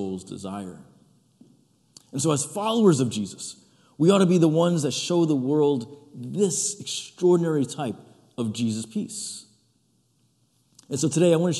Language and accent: English; New Jersey, United States; My parents were born and raised in Egypt. They immigrated here in the 70s. I was born in this country, in New Jersey.